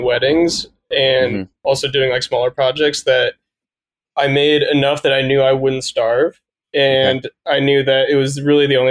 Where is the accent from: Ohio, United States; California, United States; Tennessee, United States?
Ohio, United States; Dayton; also born or lived in Columbus, Ohio; I grew up in Dayton, Ohio, and then moved to Columbus when I went to Ohio State